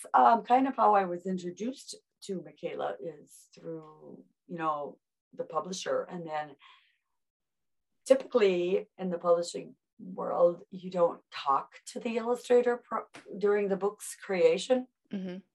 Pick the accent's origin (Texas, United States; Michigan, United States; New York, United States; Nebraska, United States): Nebraska, United States; Bellevue; also born or lived in Omaha, Nebraska; now in Washington, D.C. area, United States; I was born in Omaha, grew up in a small little town called Bellevue, Nebraska.